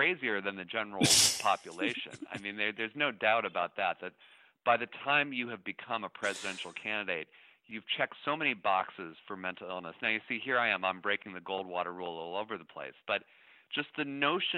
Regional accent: Shaker Heights, Ohio, United States; moved away; also born or lived in Cambridge, Massachusetts; I grew up in Shaker Heights, Ohio

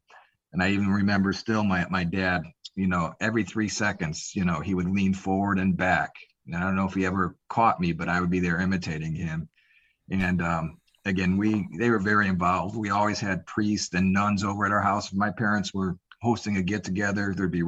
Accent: Illinois, United States; now in Phoenix, United States; We are both from the Chicago area, kind of a suburb north of Chicago.

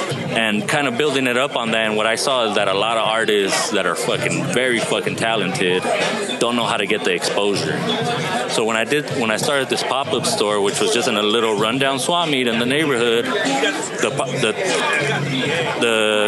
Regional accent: Torrance, California, United States; also born or lived in San Pedro / Wilmington; In the Harbor area.

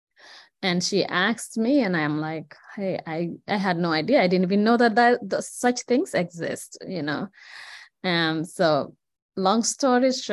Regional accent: Gambia; now in Madison, United States; I'm from the Gambia, that's in West Africa

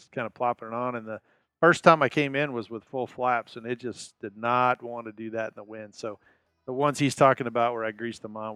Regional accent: Arizona, United States; from Arizona.

